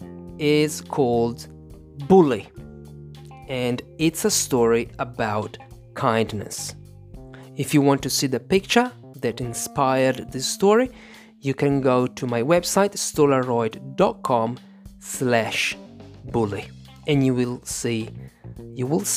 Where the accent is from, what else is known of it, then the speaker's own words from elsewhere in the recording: Italy; English is a second language; I am an English teacher from Italy